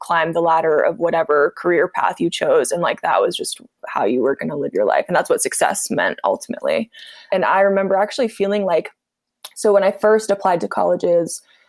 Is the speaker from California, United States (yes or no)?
yes; Orinda, California, United States; I grew up in the Bay Area, in the East Bay, specifically in a small town called Arinda.